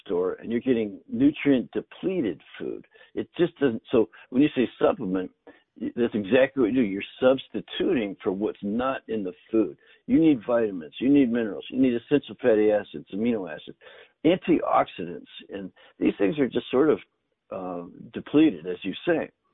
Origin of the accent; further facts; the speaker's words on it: Northern Canada, Canada; I grew up in Canada in the north, and both my grandfathers grew their own food.